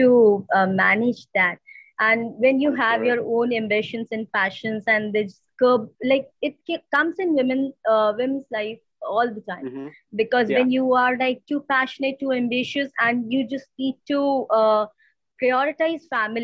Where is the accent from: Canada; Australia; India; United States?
India; we have a like close knit family structure in India